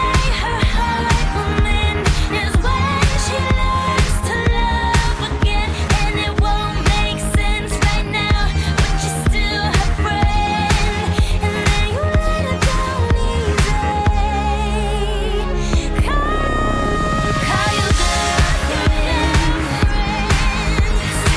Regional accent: Green Bay, Wisconsin, United States; now in Seattle, United States; I was born in Green Bay, Wisconsin

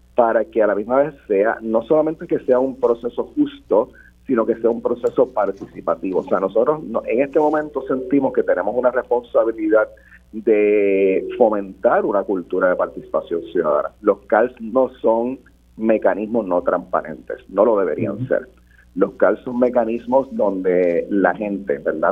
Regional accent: Puerto Rico

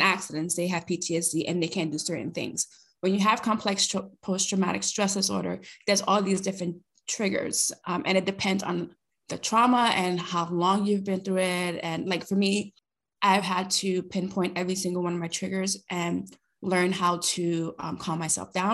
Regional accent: New York City, New York, United States; first language Spanish; English is a second language; moved away as an adult; now in British Columbia, Canada; I'm originally from Brooklyn, New York

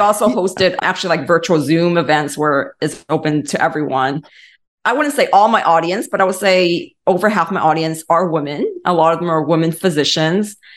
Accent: Los Angeles, California, United States; moved away as an adult; also born or lived in East Coast; now in Atlanta, United States; I was born and raised in Los Angeles

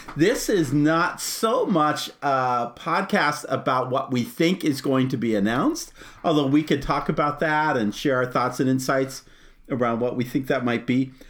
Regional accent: Arizona, United States; I grew up in Arizona, so Disneyland was the park we go to as a kid

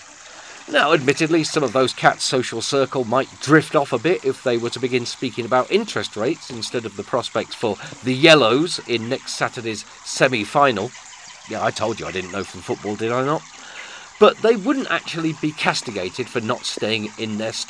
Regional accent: United Kingdom; we are British. And as such, as Britishers

